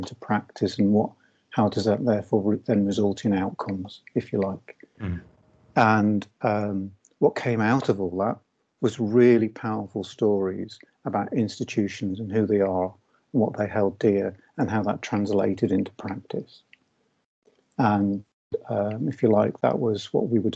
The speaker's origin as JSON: {"language": "English", "town": "Liverpool", "region": "North West England", "country": "United Kingdom", "said": "I am from Liverpool. And I was, along with my brother, I was first in family to go to university."}